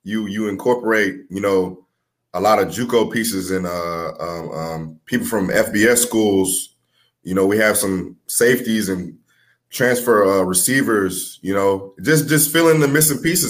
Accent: Houston, Texas, United States; also born or lived in New Orleans, Louisiana; my hometown is Houston. So me being from Houston

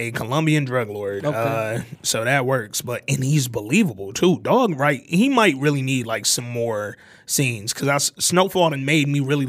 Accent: California, United States; especially growing up in Cali

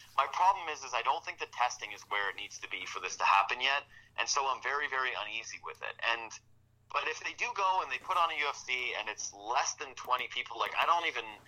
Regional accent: Whitehorse, Yukon, Canada; moved away; I'm from Whitehorse, Yukon originally. I didn't really want to live in a small place again.

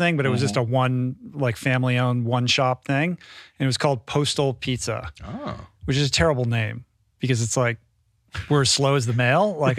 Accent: Bethesda, Maryland, United States; I grew up in Bethesda.

